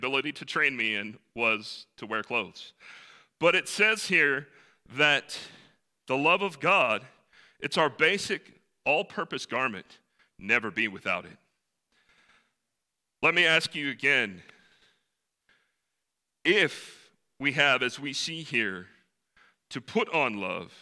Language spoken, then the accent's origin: English; the mountains of North Carolina, United States; also born or lived in Salt Lake City, Utah; I was born in Salt Lake City, Utah, hold no claim to it, was really glad that I moved when I was 3 to the wonderful mountains of North Carolina. That's where I was raised